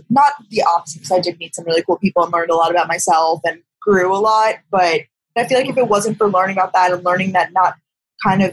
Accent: Long Island, New York, United States; moved away as an adult; also born or lived in Athens, Georgia / Boston; I'm from Long Island, New York, but I moved to Athens, Georgia for college

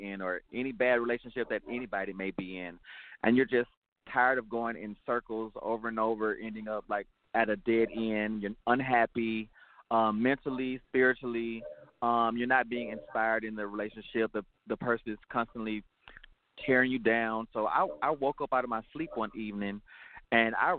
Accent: Atlanta, Georgia, United States; a native of Atlanta, Georgia, and I'm a proud ATLian.

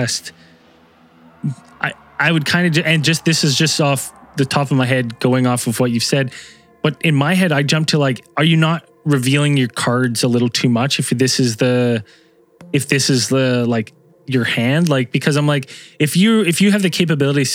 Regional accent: Canada; as a Canadian

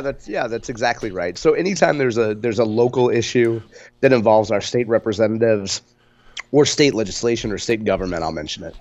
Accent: Spanish Lake, Missouri, United States; we grew up in Spanish Lake

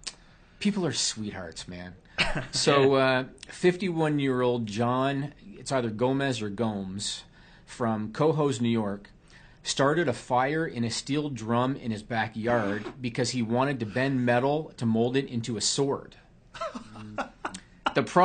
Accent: near Kingston, Ontario, Canada; He's from Kingston, Ontario, which is close to my hometown.

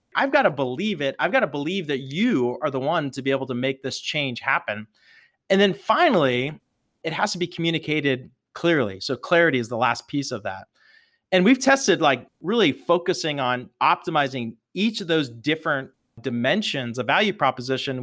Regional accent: Pittsburgh, Pennsylvania, United States; growing up in the Berg, Pittsburgh is a very much a hardworking, blue-collar town

